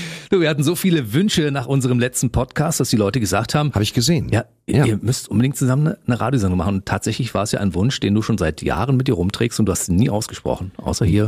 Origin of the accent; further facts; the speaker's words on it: East Germany, Germany; Ich bin im Osten aufgewachsen